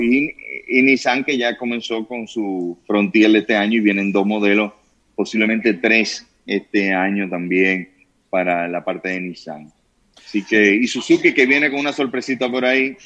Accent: Dominican Republic; los dominicanos somos especiales

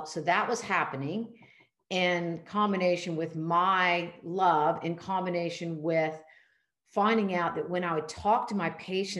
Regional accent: Charleston, South Carolina, United States; private family medicine practice here in my hometown of Charleston, South Carolina

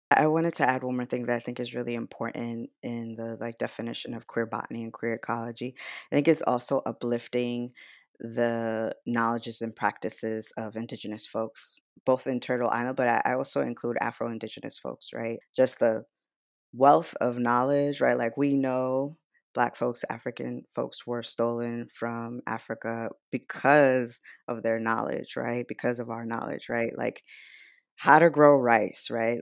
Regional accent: Nicaragua; now in United States; I was born in Nicaragua

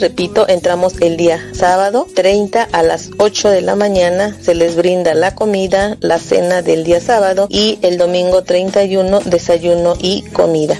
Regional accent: Jalisco, Mexico; now in Detroit, United States; yo lo escucho en Detroit, Michigan. Soy de Jalisco

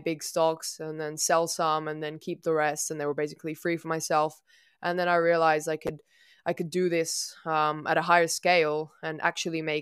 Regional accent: Italy; I'm from Italy.

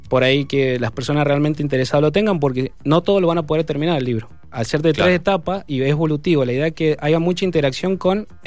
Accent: Mendoza, Argentina; mi pueblo mendocino

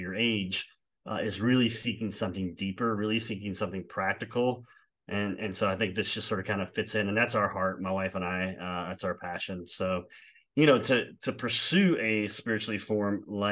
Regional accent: South Louisiana, United States; I did go to an all boys Catholic high school because I am from South Louisiana

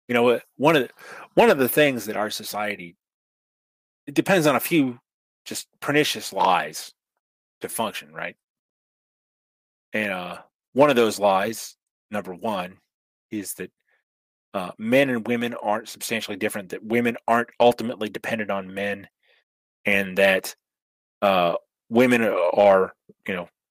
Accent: the Northwest, Pacific Northwest, United States; I'm from the Northwest

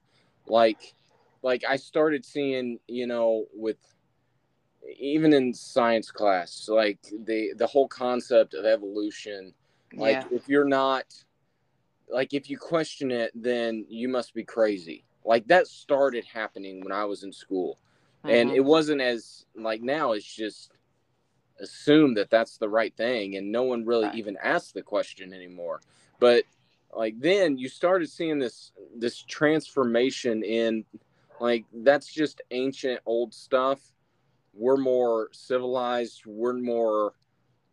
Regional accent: near Indianapolis, United States; also born or lived in Kentucky / Illinois; I grew up near Indianapolis

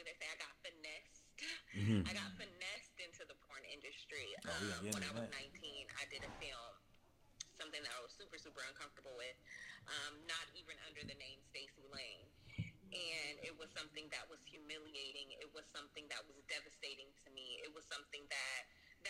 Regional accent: Moreno Valley, California, United States; I'm from Reno Valley, California. Born and raised

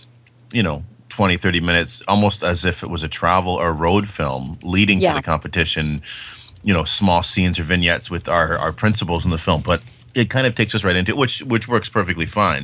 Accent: Canada; I'm Canadian

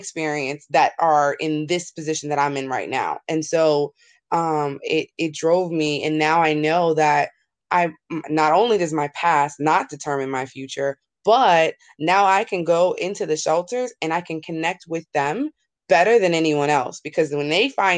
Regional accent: New York, United States; I grew up in New York

